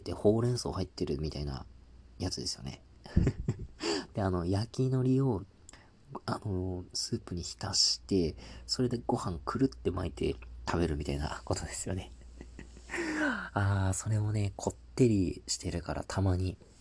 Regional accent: Tohoku, Japan; 僕東北の出身なんですけど

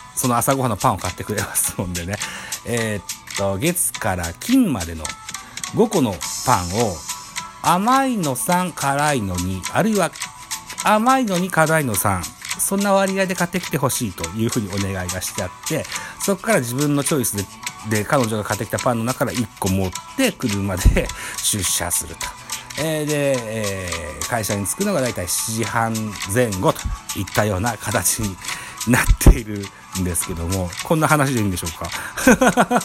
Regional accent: Shimane, Japan; 僕は島根県出身なんですけど、本当に東の先っぽに住んでて、隣町が鳥取県米子市になるわけですよ

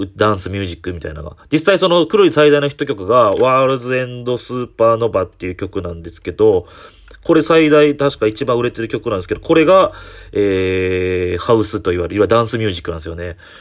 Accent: Kyoto, Japan; 僕、えー、地元が市場大宮なんですけど、その一駅隣なんで、市場カラスマって言うてくれるやんっていう僕、京都出身の僕

